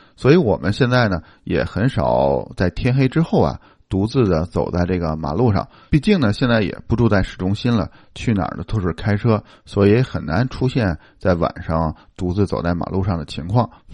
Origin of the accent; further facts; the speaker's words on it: China; now in Windsor, Canada; 咱们来自国内的华人